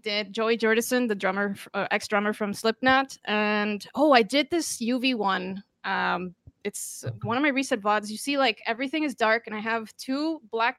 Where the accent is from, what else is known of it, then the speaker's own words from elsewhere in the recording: Costa Rica; I'm from Costa Rica, so I'm Hispanic